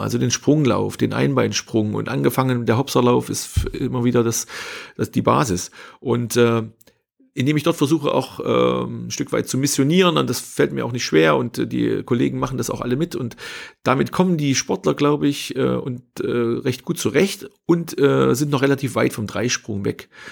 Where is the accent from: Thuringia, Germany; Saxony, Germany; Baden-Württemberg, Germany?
Thuringia, Germany; Hermsdorf; habe Abitur gemacht äh, in meinem Heimatort in Hermsdorf, äh, am Hermsdorfer Kreuz, A9, A4 Kreuzung, äh, kleiner Ort